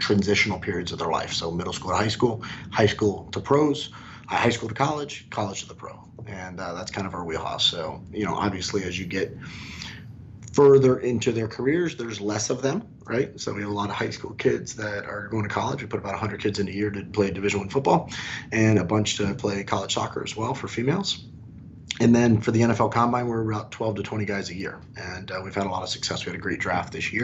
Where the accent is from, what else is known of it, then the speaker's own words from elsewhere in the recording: Miami, Florida, United States; I was born and raised in Miami